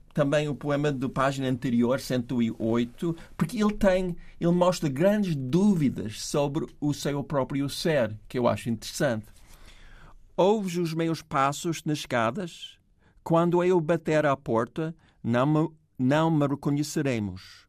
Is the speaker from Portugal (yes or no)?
no; New York, United States; accent: New York; Portuguese is a second language; moved away; meu sotaque nova-iorquino